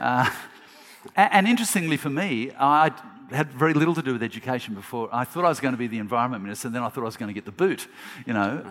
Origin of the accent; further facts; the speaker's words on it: Australia; as an Australian